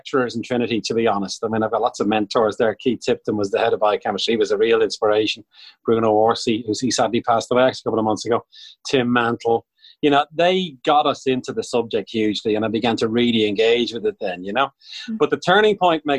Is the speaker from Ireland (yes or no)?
yes; Bray, Leinster, Ireland; I'm from Bray, County Wicklow